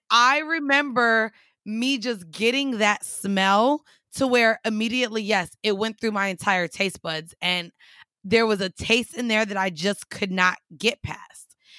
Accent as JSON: {"language": "English", "region": "Florida", "country": "United States", "said": "I'm from Florida"}